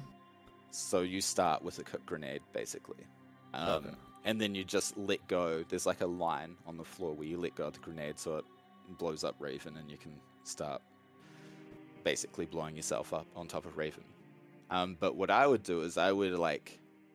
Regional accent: New Zealand; I'm from New Zealand

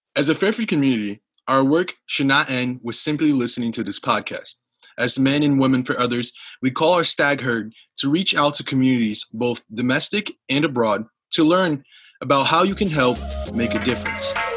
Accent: Brazil; moved away; I'm from Brazil

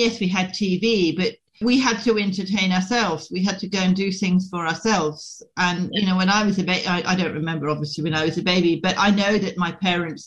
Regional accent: Scotland, United Kingdom; moved away; I was brought up in Scotland

